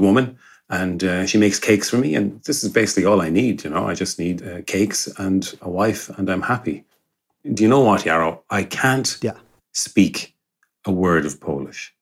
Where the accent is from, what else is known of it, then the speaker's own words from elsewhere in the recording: Galway, Connacht, Ireland; moved away as an adult; now in Gliwice, Poland; I'm an Irishman, I'm from Galway and uh, in the west of Ireland.